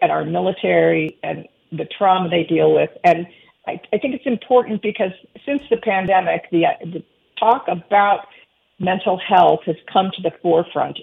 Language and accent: English; Cleveland, Ohio, United States; my mom died really suddenly when I was 12, and this is like in the 70s in Cleveland